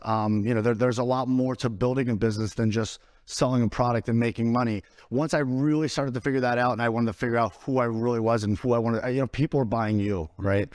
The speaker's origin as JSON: {"language": "English", "town": "Philadelphia", "region": "Pennsylvania", "country": "United States", "moved": "as an adult", "said": "where I come from, I'm from Northeast Philadelphia, inner city Philadelphia."}